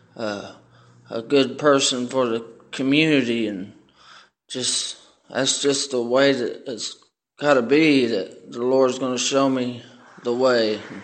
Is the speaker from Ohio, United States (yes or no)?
yes; Middletown, Ohio, United States; I come from Middletown, Ohio.